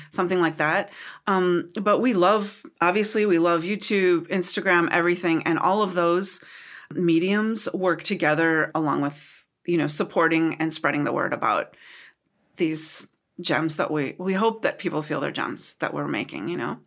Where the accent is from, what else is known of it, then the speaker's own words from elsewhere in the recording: United States; also born or lived in Minnesota; I'm from Wisconsin and Minnesota.